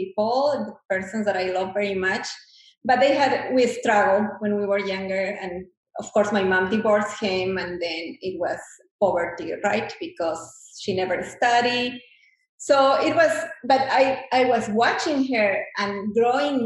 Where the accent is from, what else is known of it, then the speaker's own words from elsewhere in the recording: Bolivia; English is a second language; moved away as an adult; now in United States; I come from Bolivia